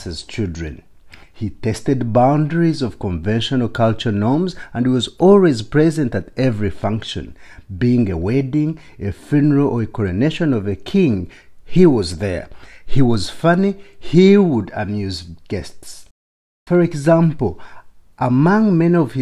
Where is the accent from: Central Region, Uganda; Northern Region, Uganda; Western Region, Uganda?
Western Region, Uganda; Ishaka; Growing up in Ishaka, a small town in southwestern Uganda